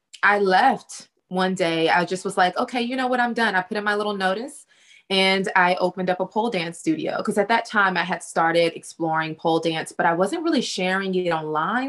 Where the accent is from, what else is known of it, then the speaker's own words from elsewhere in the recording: Texas, United States; accent: Southern; I am from Texas, born and raised in Texas. So I'm a Southern girl, super Southern